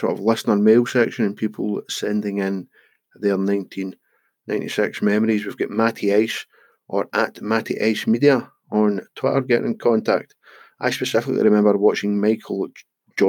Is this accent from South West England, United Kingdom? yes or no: no; Scotland, United Kingdom; we're Scottish